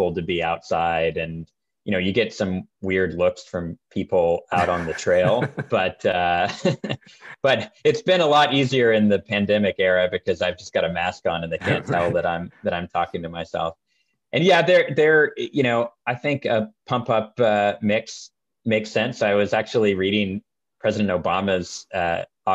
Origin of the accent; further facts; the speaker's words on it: Marin, California, United States; I grew up in Marin